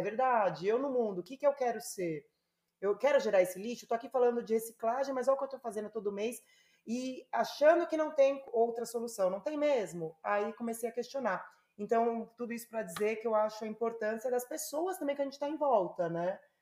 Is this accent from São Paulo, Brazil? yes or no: yes; São Paulo, Brazil; moved away; eu sou paulistana